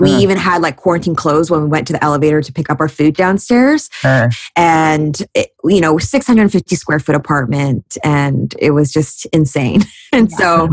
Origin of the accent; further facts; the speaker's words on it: Vancouver, British Columbia, Canada; moved away as an adult; also born or lived in New York City; I love Vancouver. I'm born and raised here